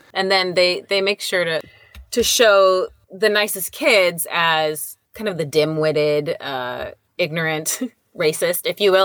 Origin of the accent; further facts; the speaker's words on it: Orange County, California, United States; moved away as an adult; also born or lived in New York; from growing up in Orange County and then moving to New York on my own